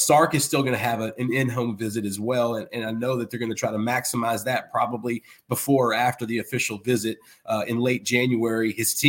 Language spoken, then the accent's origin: English; Alabama, United States; No, I was from Alabama. From Alabama.